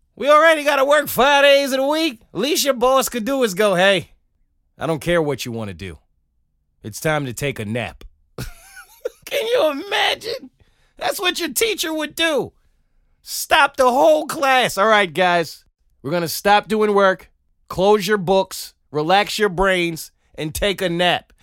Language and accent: English; New York, United States; as a New Yorker